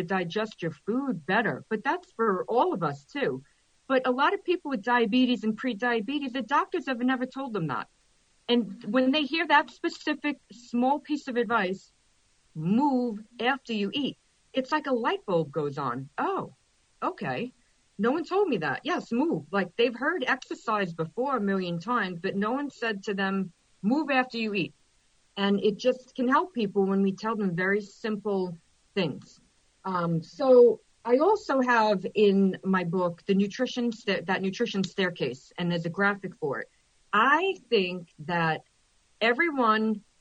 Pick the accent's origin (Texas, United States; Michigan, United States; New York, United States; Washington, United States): New York, United States; I'm from New York